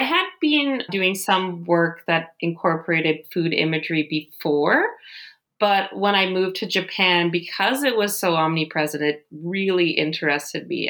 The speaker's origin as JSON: {"language": "English", "town": "Ottawa", "region": "Ontario", "country": "Canada", "tie": "born or raised there", "also_born_or_lived": "Rhode Island / Tokyo", "moved": "yes", "lives_now": "Germany", "said": "I'm originally from Ottawa, Canada. That's where I grew up"}